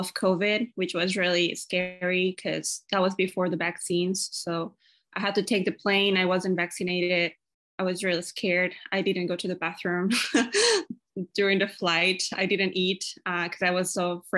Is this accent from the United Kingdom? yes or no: no; Ecuador; now in Washington State, United States; I'm from Ecuador. I'm currently living in Washington State in the USA.